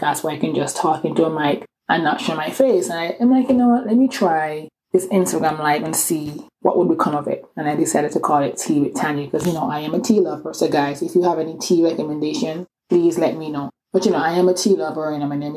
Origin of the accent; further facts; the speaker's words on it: Antigua & Barbuda; accent: island accent; also born or lived in England; now in Atlanta, United States; I grew up in this small Caribbean island called Antigua